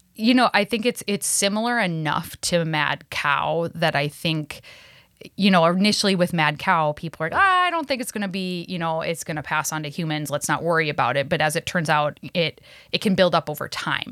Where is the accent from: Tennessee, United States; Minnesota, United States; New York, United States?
Minnesota, United States; Cass Lake; growing up, uh, an Ojibwe person on the reservation up north, uh, I'm, I'm from Leech Lake, uh, Cass Lake area